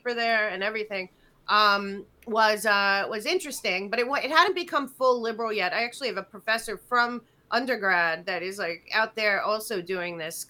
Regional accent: outside of Philadelphia, Pennsylvania, United States; I grew up outside of Philadelphia

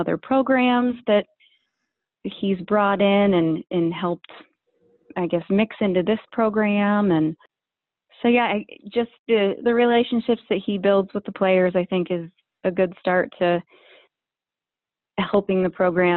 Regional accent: Columbus, Ohio, United States; I grew up in Columbus, Ohio

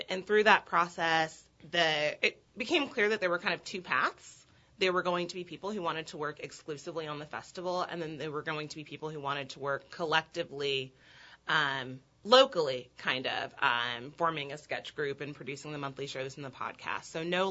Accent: California, United States; accent: Valley girl; also born or lived in Texas / Austin, Texas; now in New Orleans, United States; I was born in Texas. I lived in California a long time. I have to say the California part because I sound like a Valley girl. They were formative years. But most recently from Austin, Texas. Been here for about 4 years.

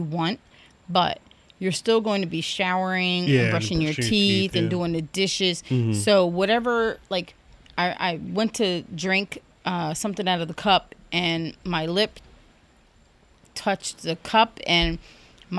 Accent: New Jersey, United States; we're from New Jersey

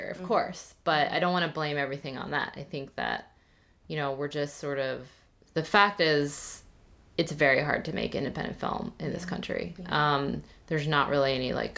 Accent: United States; growing up as Korean American in this small town where I was literally the only Asian person

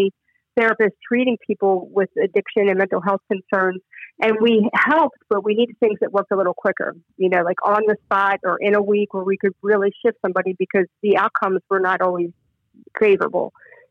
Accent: Maryland, United States; also born or lived in Philadelphia / Charlottesville / San Diego / San Francisco; now in Florida, United States; I was born and raised in born in Philadelphia, raised in Maryland, and have lived in Charlottesville, Virginia, spent a lot of time in your neck of the woods.

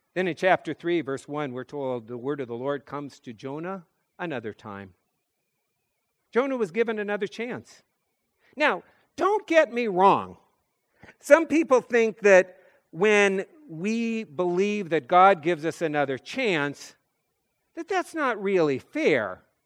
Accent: North Dakota, United States; I'm a kid from North Dakota

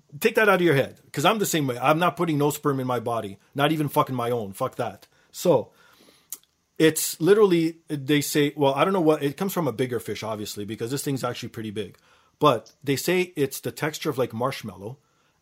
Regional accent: Canada; I was born in Canada, but my parents came from Portugal. They immigrated here

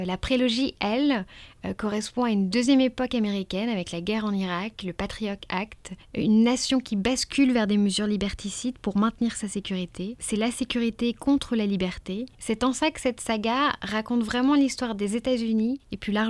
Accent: Chamonix, Auvergne-Rhône-Alpes, France; moi je viens de Chamonix, montagne enneigée, descente de ski face au Mont Blanc, la station de ski comme on en rêve.

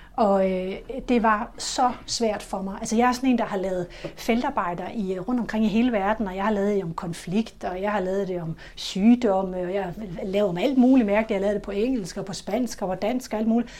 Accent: Funen, Southern Denmark, Denmark; Jeg er vokset op på Fyn

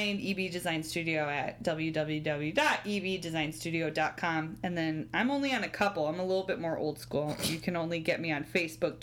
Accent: Southeast Michigan, United States; now in Ann Arbor, United States; I'm originally from the Southeast Michigan area, just not Ann Arbor specifically.

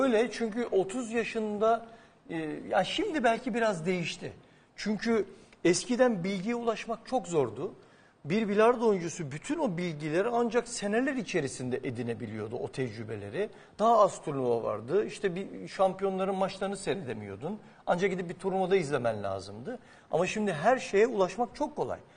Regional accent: Adapazarı, Sakarya, Turkey; Ben Adapazarlıyım

